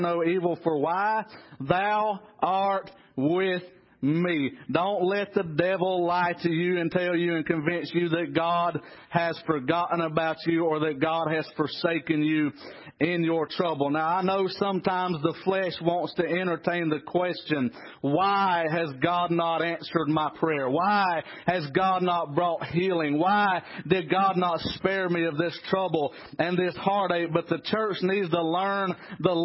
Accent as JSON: {"language": "English", "town": "Trap Hill", "region": "North Carolina", "country": "United States", "tie": "born or raised there", "said": "I was raised in Trap Hill, North Carolina."}